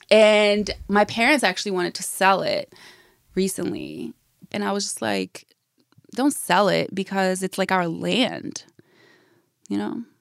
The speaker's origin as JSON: {"language": "English", "country": "United States", "tie": "born or raised there", "said": "growing up in America you would never hear me listen to country music."}